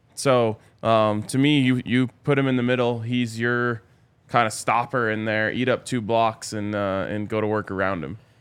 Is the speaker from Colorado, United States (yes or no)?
yes; Colorado, United States; born and raised in Colorado